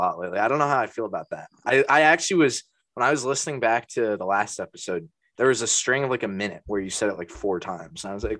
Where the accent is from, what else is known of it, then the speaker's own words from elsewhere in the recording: Connecticut, United States; I'm from Connecticut